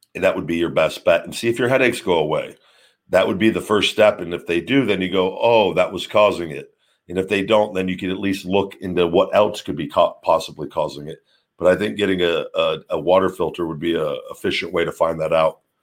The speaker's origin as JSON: {"language": "English", "town": "Las Vegas", "region": "Nevada", "country": "United States", "tie": "born or raised there", "said": "my hometown uh, in Vegas"}